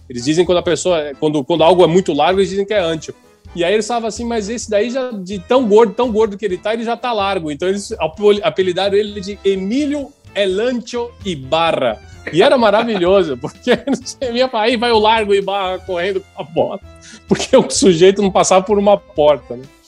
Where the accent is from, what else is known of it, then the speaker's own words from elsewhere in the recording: Brazil; sou do Brasil